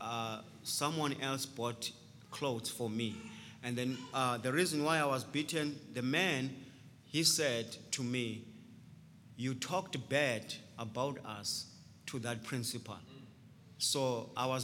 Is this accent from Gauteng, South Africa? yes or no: no; Transkei, Eastern Cape, South Africa; also born or lived in Port Elizabeth, South Africa; I grew up in Transkei